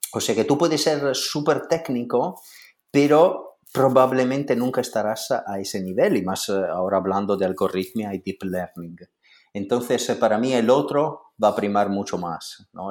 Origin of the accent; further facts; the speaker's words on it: Italy; siendo italiano